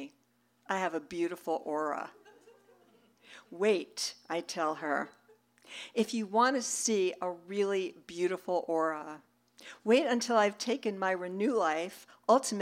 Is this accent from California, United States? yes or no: no; New York City, New York, United States; I grew up in New York City